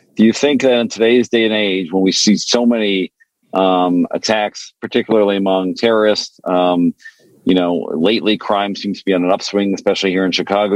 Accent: Montreal, Quebec, Canada; first language French; English is a second language; now in United States; I grew up in Canada. My, you know, I spoke French growing up

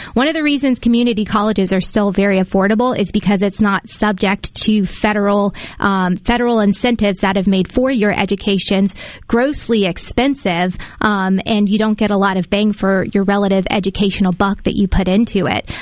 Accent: Decatur, Mississippi, United States; I'm from Decatur, rural Mississippi.

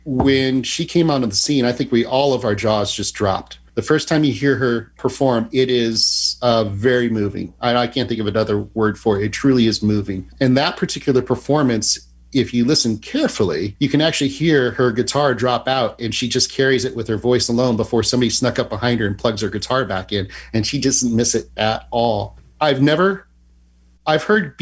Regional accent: Kansas City, Missouri, United States; growing up in Kansas City, I was a suburban kid

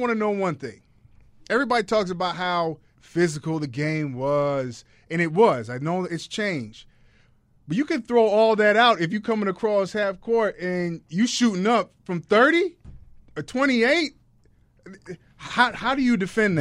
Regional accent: Chicago, Illinois, United States; I'm a Chicagoan, and I love the Chicago Bulls

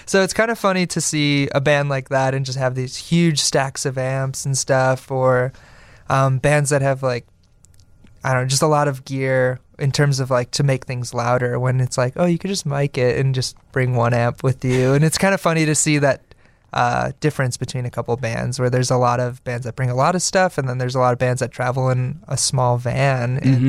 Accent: Oak Forest, Illinois, United States; now in Chicago, United States; We're from Oak Forest, Illinois.

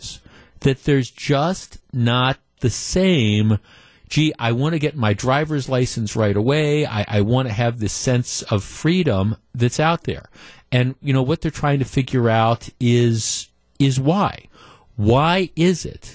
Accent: Glendale, Wisconsin, United States; I grew up in Glendale. I grew up in the Milwaukee suburbs

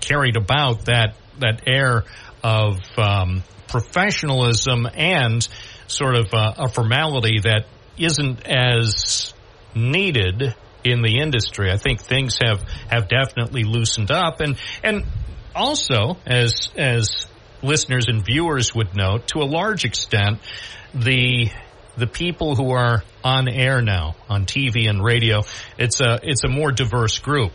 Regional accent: Endicott, New York, United States; also born or lived in Endwell; I grew up here in Endicott and Endwell

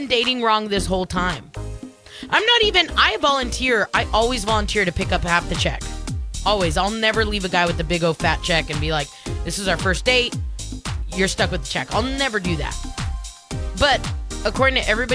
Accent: California, United States; now in Shreveport, United States; I'm Californian

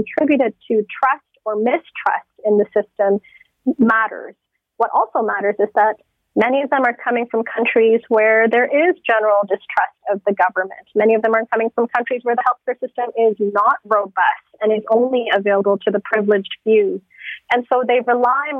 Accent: Toronto, Ontario, Canada; I grew up in Thorncliffe Park

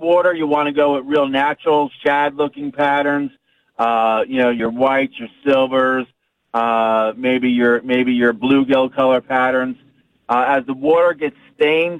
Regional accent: United States; my hometown of Hamilton Lake

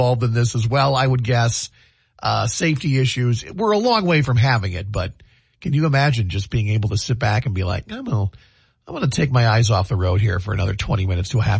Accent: Anamosa, Iowa, United States; I grew up in Anamosa.

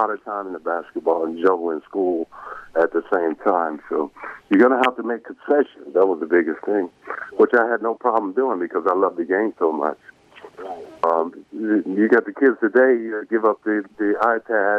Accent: Marietta, Georgia, United States; I grew up in Marietta, Georgia.

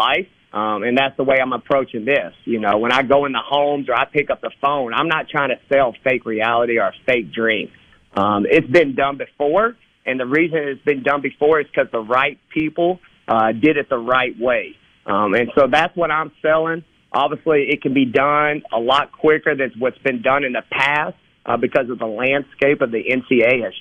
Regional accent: Dalton, Georgia, United States; I grew up in Dalton, Georgia

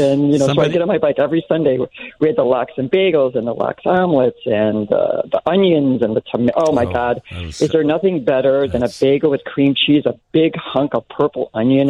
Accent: Chicago, Illinois, United States; I grew up in West Rogers Park, where it was very Jewish

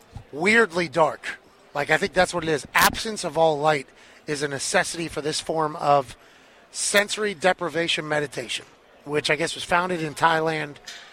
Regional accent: Pittsburgh, Pennsylvania, United States; I'm from Pittsburgh.

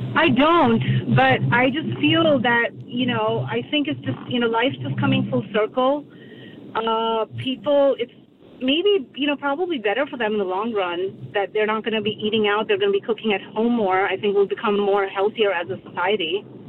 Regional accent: India; now in Bridgewater, United States; I'm from India.

